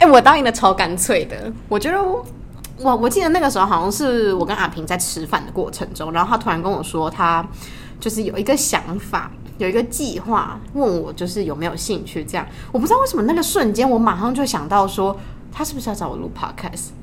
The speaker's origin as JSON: {"language": "Chinese", "region": "Tainan", "country": "Taiwan", "said": "我们是台南人"}